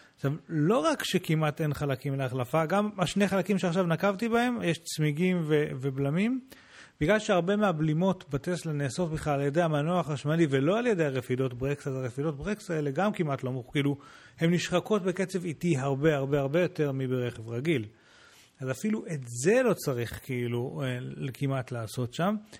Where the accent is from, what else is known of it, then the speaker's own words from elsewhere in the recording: Israel; הוא שאל אותנו מאיפה אתם בעולם, אמרנו לו ישראל